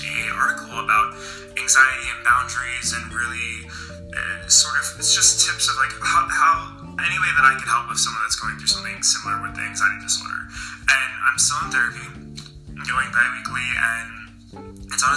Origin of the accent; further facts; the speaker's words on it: New York, United States; I'm an author from New York